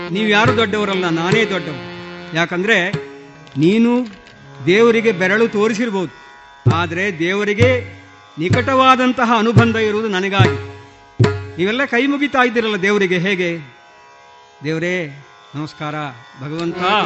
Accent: Malayali, Kerala, India; first language Malayalam; Kannada is a second language; ನಮ್ಮ ಮಲಯಾಳಿ ಭಾಷೆಯಲ್ಲಿ

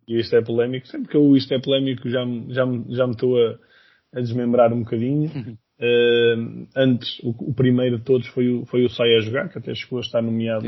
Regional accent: Viseu, Centro, Portugal; na minha zona, eu sou de Viseu

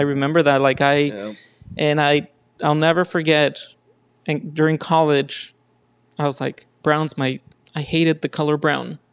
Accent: Los Angeles, California, United States; also born or lived in Mexico; I grew up in East LA pretty much my entire life

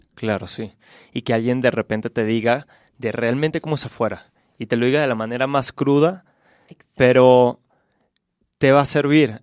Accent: Caracas, Capital District, Venezuela; moved away as an adult; also born or lived in Charlotte, North Carolina, United States; Soy de Venezuela, de Caracas. Me fui hace 10 años de mi país, tenía 18.

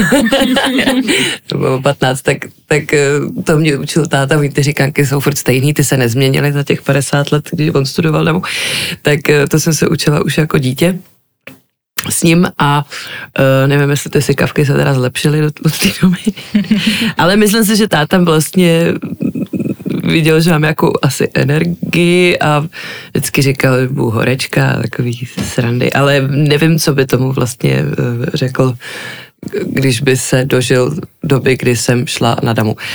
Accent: Prague, Czechia; jsem vyrůstala prostě v divadelní rodině, e, takže jsem byla pořád v divadle, už od plenek v Žižkovském divadle

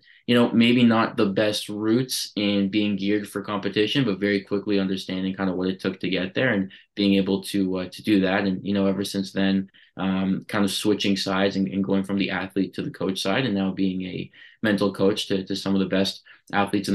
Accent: Toronto, Ontario, Canada; also born or lived in Vancouver; I was born in Vancouver, and then, you know, when I was two, my parents moved to Toronto. So, you know, more on the east side. You know, growing up there

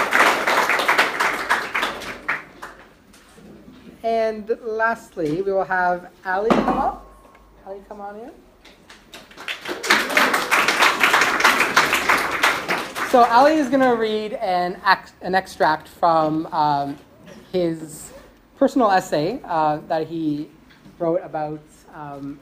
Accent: Canada; now in Sydney, Australia; I'm Canadian

